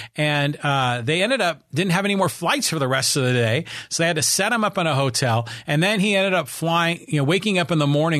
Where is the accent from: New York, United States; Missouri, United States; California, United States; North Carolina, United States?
California, United States; Bay Area; when I was growing up in the Bay Area